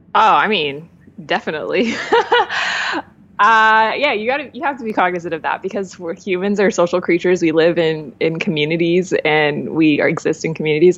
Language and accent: English; Los Angeles, California, United States; I'm from LA.